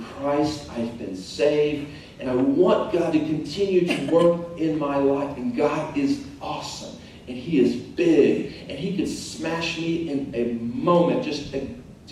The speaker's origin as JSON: {"language": "English", "town": "Tulsa", "region": "Oklahoma", "country": "United States", "tie": "born or raised there", "said": "I grew up in Tulsa, Oklahoma"}